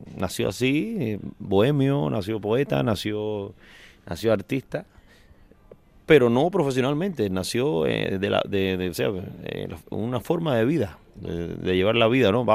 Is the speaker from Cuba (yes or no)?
yes; Manicaragua / Cienfuegos, Cuba; moved away as an adult; also born or lived in Manacas, Sancti Spíritus / Havana / Spain; ahí nací, en, em, un entorno eh, natural donde el campo es el protagonista